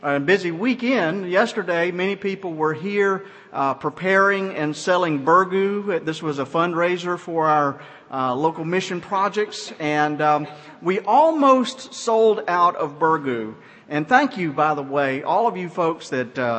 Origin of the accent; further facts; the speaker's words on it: Georgia, United States; moved away; I'm from Georgia